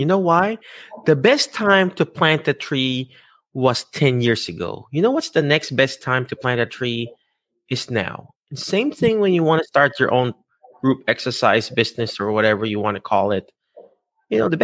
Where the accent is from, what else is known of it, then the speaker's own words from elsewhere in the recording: Philippines; an ordinary Filipino dude